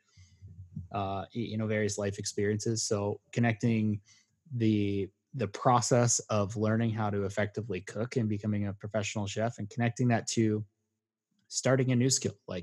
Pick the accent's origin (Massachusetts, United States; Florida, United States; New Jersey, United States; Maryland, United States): Maryland, United States; where I grew up in Maryland